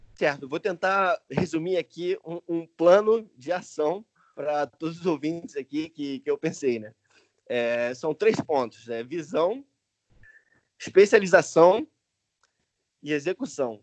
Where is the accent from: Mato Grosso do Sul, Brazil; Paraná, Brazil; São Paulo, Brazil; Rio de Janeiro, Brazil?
Rio de Janeiro, Brazil; Niterói; moved away as an adult; also born or lived in United States / England; now in Spain; eu nasci em Niterói, no Rio de Janeiro. Quando eu fiz 18 anos, eu fui morar nos Estados Unidos